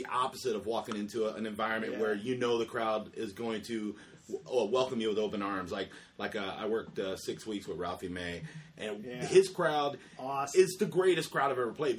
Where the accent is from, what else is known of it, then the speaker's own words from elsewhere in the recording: Tampa, Florida, United States; We're both born and raised in Tampa